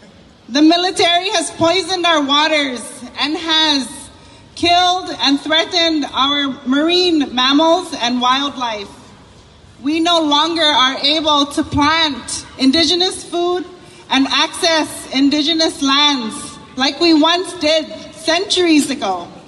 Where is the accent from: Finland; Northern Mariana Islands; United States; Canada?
Northern Mariana Islands; I am a representative from the Mariana Islands.